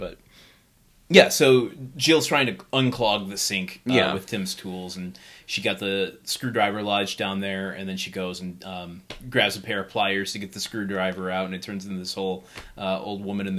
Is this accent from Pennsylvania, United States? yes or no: no; suburbs of Detroit, Michigan, United States; moved away; I'm really from the suburbs of Detroit.